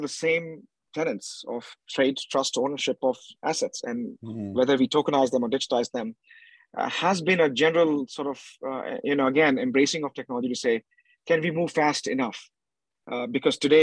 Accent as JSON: {"language": "English", "country": "India", "said": "I was in India House, being an Indian"}